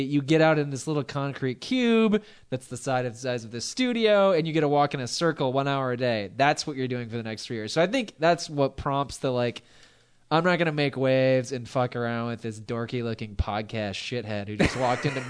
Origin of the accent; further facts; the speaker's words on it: Long Beach, California, United States; I'm from Long Beach.